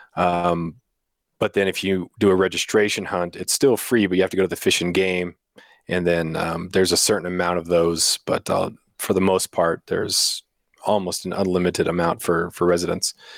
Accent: Prince of Wales Island, Alaska, United States; also born or lived in Ketchikan, Alaska; I grew up on Prince of Wales Island, which is the third largest island in the United States.

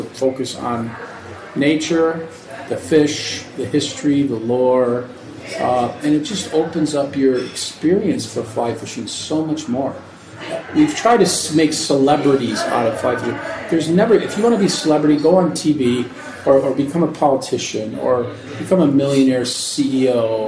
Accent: Niagara Falls, New York, United States; now in Michigan, United States; I grew up in Niagara Falls, New York, in upstate New York

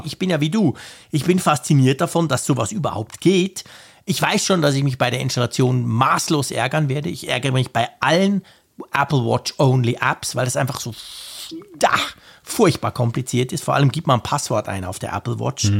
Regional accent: Switzerland; als echter Schweizer

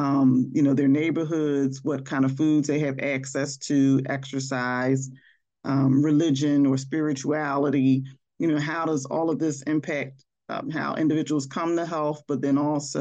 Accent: Philadelphia, Pennsylvania, United States; growing up in West Philadelphia

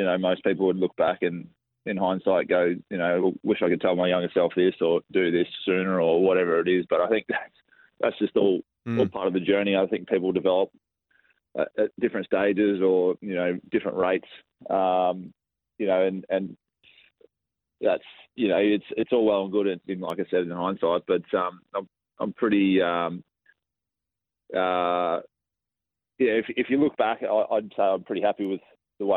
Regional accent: Gympie, Queensland, Australia; also born or lived in Brisbane; I grew up in Gympie, you know, just north of the Sunshine Coast in Queensland

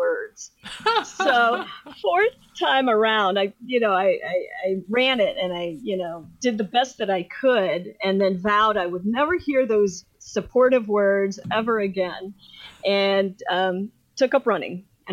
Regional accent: Ohio, United States; I'm from Ohio

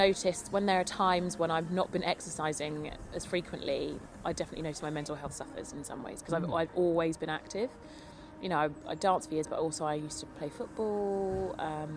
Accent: London, United Kingdom; born and bred in London

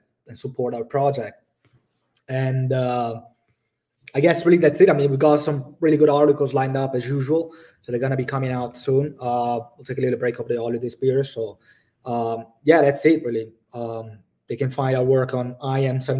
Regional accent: Italy; now in Budapest, Hungary; I live in Budapest currently, but like, I come from Italy

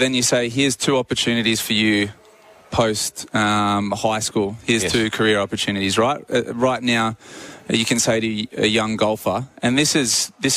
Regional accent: Australia; as an Australian athlete

